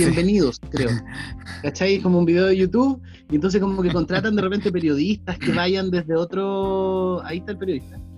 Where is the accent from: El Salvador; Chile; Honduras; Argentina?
Chile; somos chilenos, me, en mestizos de mezcla mapuche español